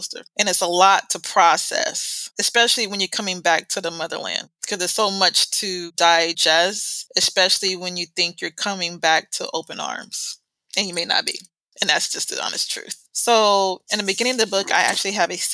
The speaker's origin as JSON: {"language": "English", "country": "United States", "accent": "American", "moved": "yes", "said": "we automatically have what they say, an American accent"}